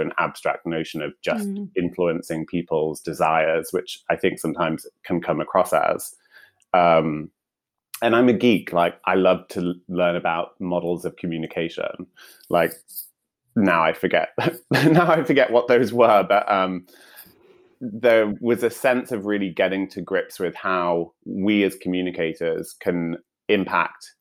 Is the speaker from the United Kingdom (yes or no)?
yes; Newcastle upon Tyne, North East England, United Kingdom; accent: northern; moved away as an adult; also born or lived in Sheffield / Leeds / London; I was born in Sheffield, but raised in Newcastle